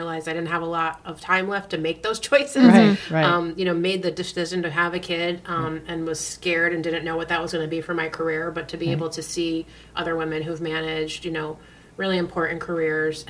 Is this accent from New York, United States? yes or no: yes; Queensbury, New York, United States; I grew up in Queensbury, which is just outside of Lake George.